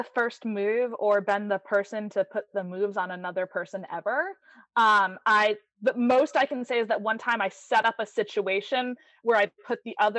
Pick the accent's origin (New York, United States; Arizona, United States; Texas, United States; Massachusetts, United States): Massachusetts, United States; because I am from Massachusetts.